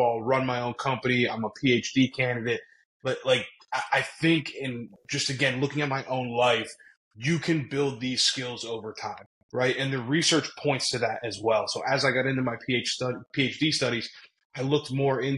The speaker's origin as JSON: {"language": "English", "town": "Berwick", "region": "Pennsylvania", "country": "United States", "tie": "born or raised there", "said": "I'm always proud to say I'm from Berwick, Pennsylvania."}